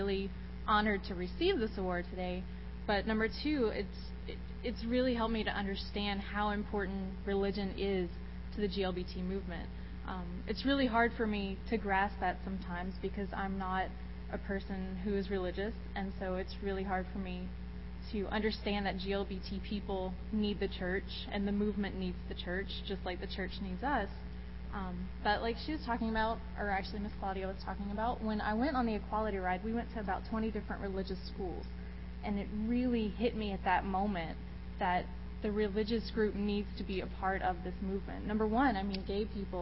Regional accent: Eunice, Louisiana, United States; I'm from South Louisiana, so I was raised Catholic, very Catholic

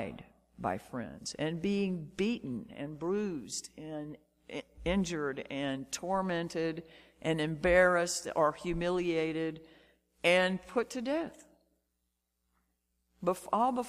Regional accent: Shreveport, Louisiana, United States; as a kid growing up in Shreveport

